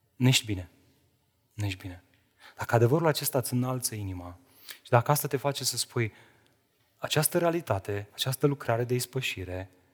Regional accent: Romania; suntem români

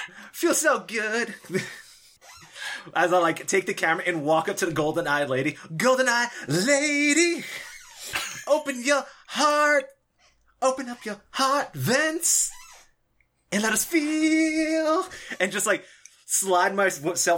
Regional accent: Los Angeles, California, United States; I'm from LA. Mm-hmm. So growing up, I always remember, like, people, like, doing their own little raps

